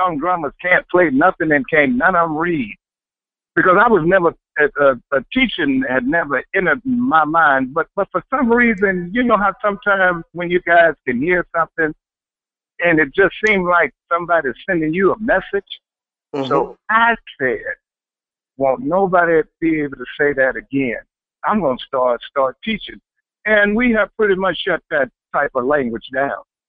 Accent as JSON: {"language": "English", "town": "Houston", "region": "Texas", "country": "United States", "tie": "born or raised there", "also_born_or_lived": "Los Angeles / New York City", "moved": "as an adult", "said": "was born and raised in Houston, Texas, and I moved to Los Angeles when I was 18"}